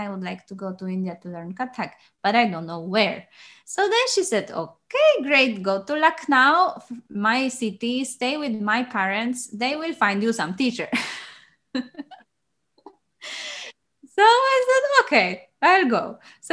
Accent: Poland; moved away as an adult; now in Liverpool, United Kingdom; I am originally from Poland. And since last year, living in Liverpool, UK, and spend most of my dance journey in Poland

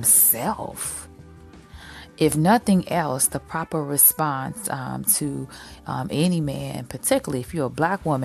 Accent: Chicago, Illinois, United States; I am a Chicagoan

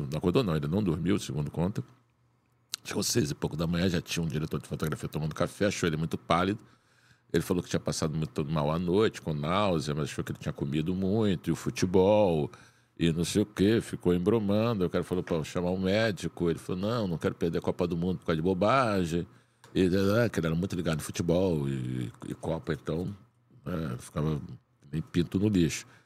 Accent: Rio de Janeiro, Brazil; Ah, não, não, a gente é do Rio de Janeiro, não tem problema nenhum.

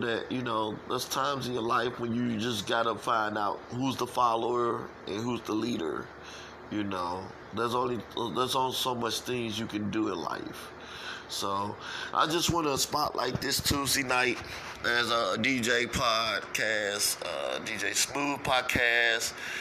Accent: St. Louis, Missouri, United States; I'm from St. Louis, and I was raised up in the streets of St. Louis all my life

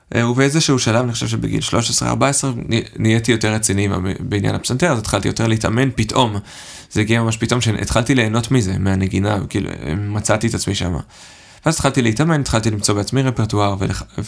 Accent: Herzliya, Tel Aviv District, Israel; moved away as an adult; now in Stuttgart, Germany; אני במקור מהרצליה, וגדלתי שם

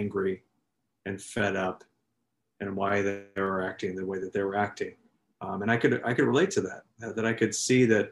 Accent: California, United States; born and raised in California, kind of spent most of my life here

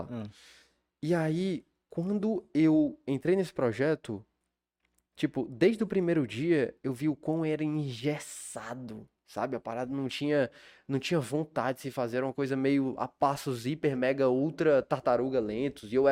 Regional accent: Fortaleza, Ceará, Brazil; moved away as an adult; also born or lived in Belo Horizonte, Minas Gerais; Eu fui pra Minas, eu nasci aqui em Fortaleza, mas fui morar em BH é, aos

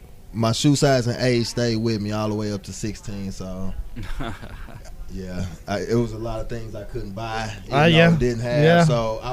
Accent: Tulsa, Oklahoma, United States; born and raised right here. Tulsa, Oklahoma.

